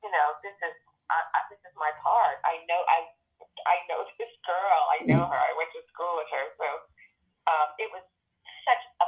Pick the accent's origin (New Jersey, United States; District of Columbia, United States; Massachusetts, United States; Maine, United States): New Jersey, United States; Teaneck; I'm from Teaneck, New Jersey